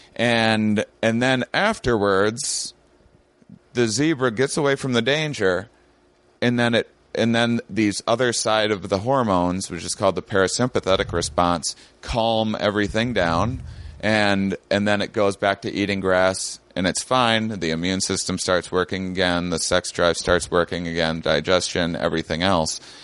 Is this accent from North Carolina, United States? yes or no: no; La Crosse, Wisconsin, United States; I had an upbringing in my my small Wisconsin town